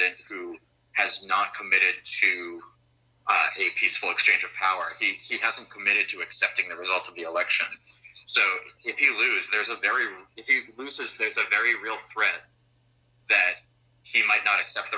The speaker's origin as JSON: {"language": "English", "country": "United States", "said": "I'm an American who was an exchange student at Uppsala this past spring"}